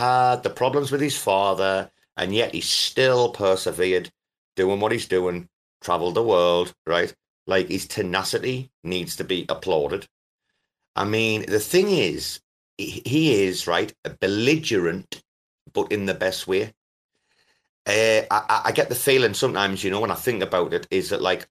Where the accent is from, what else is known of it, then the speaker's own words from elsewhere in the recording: Sunderland, North East England, United Kingdom; I'm from Sunderland